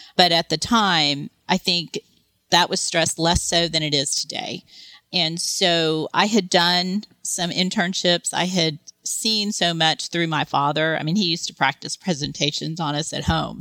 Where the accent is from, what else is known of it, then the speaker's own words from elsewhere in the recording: Texas, United States; moved away as an adult; where I grew up in Texas